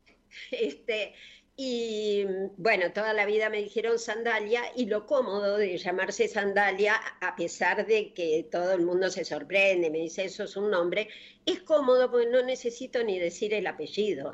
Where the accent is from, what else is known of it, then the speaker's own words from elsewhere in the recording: Coronel Suárez, Buenos Aires Province, Argentina; del pueblo donde yo nací, que es Coronel Suárez